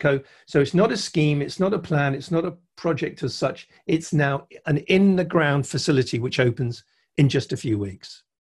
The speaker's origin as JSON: {"language": "English", "country": "United Kingdom", "said": "I'm a Brit"}